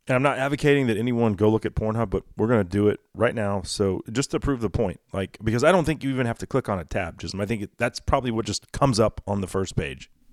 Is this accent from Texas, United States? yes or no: yes; Texas, United States; as a Texan